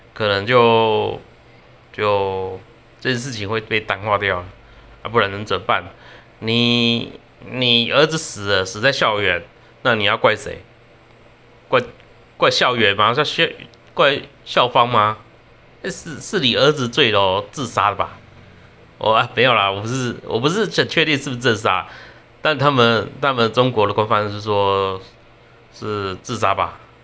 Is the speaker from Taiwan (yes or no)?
yes; Taiwan; 我们台湾人对这件事情蛮生气的